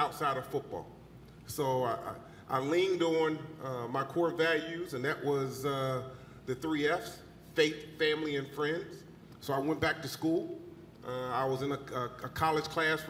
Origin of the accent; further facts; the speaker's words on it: Eastern North Carolina, United States; moved away as an adult; now in Wisconsin, United States; growing up in Eastern North Carolina, my family was into the church